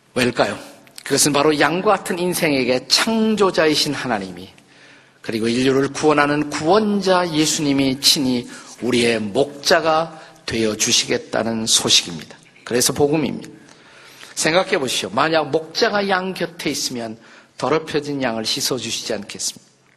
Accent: Suwon, Gyeonggi Province, South Korea; 제가 태어난 곳이 여기서 멀지 않습니다. 수원에 가시면 오목천이라는 곳이 있어요.

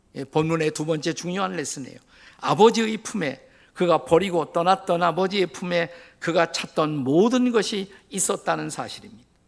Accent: Suwon, Gyeonggi Province, South Korea; moved away as an adult; also born or lived in Seoul / Washington, D.C. area, United States / Bundang/Suji; 저의 고향은 수원입니다.

